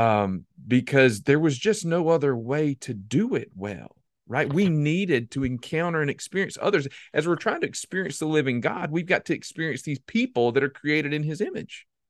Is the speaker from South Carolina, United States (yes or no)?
yes; South Carolina, United States; I'm from South Carolina